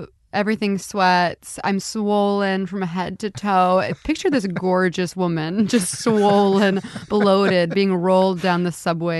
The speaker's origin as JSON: {"language": "English", "town": "Houston", "region": "Texas", "country": "United States", "moved": "yes", "lives_now": "Brooklyn, United States", "said": "I'm from Houston."}